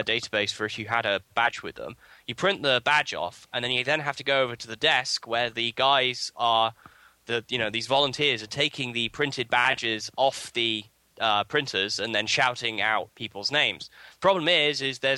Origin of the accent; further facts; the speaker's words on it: England, United Kingdom; I come from England